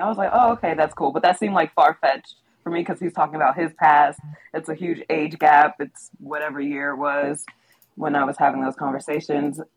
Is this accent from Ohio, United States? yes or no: yes; Middletown, Ohio, United States; I'm in Middletown, Ohio, which is my hometown, oh, cool. where I was raised